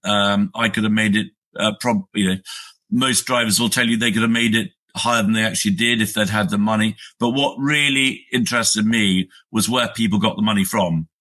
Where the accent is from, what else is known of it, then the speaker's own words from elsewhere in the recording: United Kingdom; I'm a Brit. I live in the UK